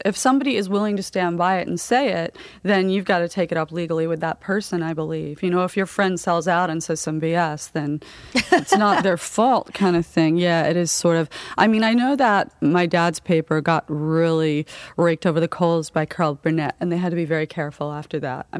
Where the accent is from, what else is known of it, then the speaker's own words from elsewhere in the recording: United Kingdom; now in Florida, United States; that's why we came from England to Florida, because they recruited a lot of writers from England because of the tabloid style, and they hooked them up with green cards.